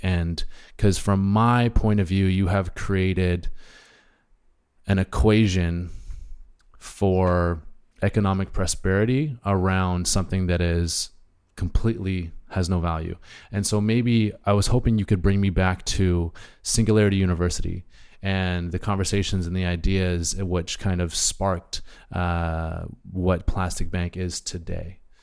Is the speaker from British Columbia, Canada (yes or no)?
yes; Hornby Island, British Columbia, Canada; I grew up on Hornby Island myself